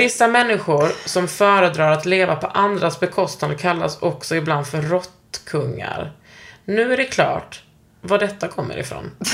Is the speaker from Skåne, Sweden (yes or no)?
yes; Gunnesbo, Skåne, Sweden; Jag är från Gunnesbo. Det var inte så jävla kul att växa upp där